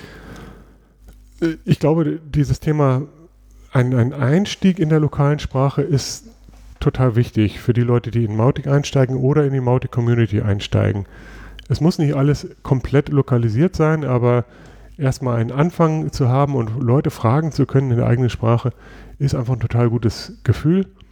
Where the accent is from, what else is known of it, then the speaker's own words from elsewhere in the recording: Germany; bei uns in Deutschland